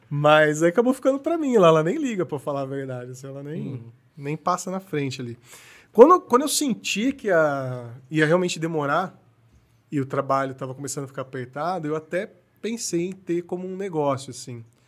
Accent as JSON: {"language": "Portuguese", "town": "Paulínia", "region": "São Paulo", "country": "Brazil", "tie": "born or raised there", "also_born_or_lived": "Campinas", "said": "Eu nasci em Campinas, mas assim, já fui e voltei algumas vezes, mas sempre, sempre fiquei em Paulínia a maior parte da vida"}